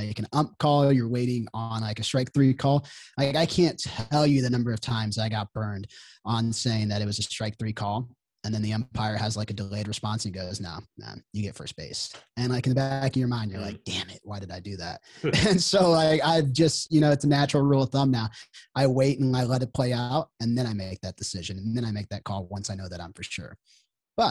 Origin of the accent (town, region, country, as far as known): Kansas City, United States; born or raised there